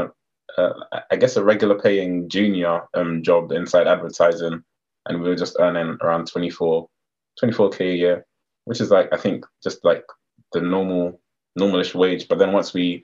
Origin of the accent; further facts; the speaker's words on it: London, United Kingdom; I'm from London.